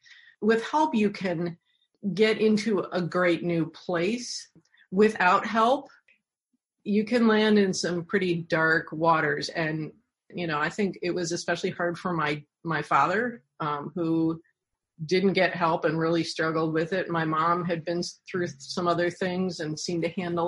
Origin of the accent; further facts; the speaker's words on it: Bay Village, Ohio, United States; I grew up in Bay Village, Ohio